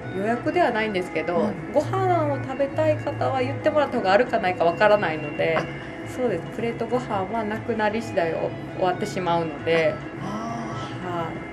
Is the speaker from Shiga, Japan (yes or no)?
yes; Shiga, Japan; 私ここで育ってるし、はいはい、家族もみんな知ってくれてるし